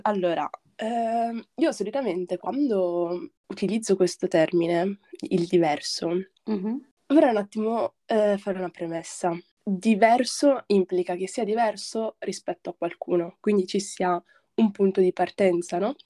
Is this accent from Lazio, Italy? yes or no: no; Padenghe sul Garda, Lombardy, Italy; also born or lived in Morocco; sono nata in Marocco e all'età di 4 anni mi sono trasferita con i miei genitori in Italia, in un piccolo paesino in provincia di Brescia sul lago di Garda